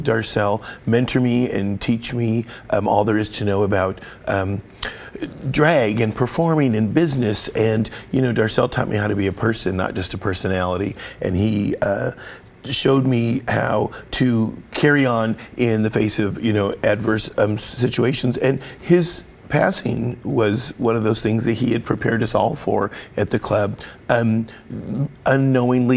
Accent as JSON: {"language": "English", "town": "Portland", "region": "Oregon", "country": "United States", "tie": "born or raised there", "said": "I grew up in Portland, moved here in 1979 at 11 years old, and my family was on the east side"}